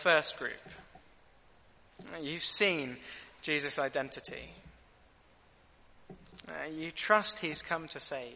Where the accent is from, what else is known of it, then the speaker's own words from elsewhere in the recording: United Kingdom; I'm British